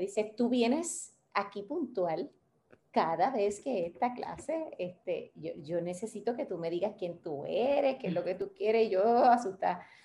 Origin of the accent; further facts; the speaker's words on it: Bayamón, Puerto Rico; also born or lived in Santurce; now in Gurabo, Puerto Rico; yo nací, yo viví, yo viví toda mi vida en Bayamón